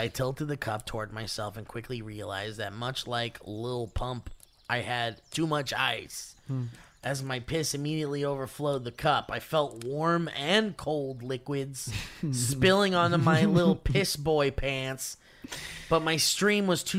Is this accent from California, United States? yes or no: yes; California, United States; now in Northern California, United States; I'm from SoCal, but currently live in NorCal for some reason.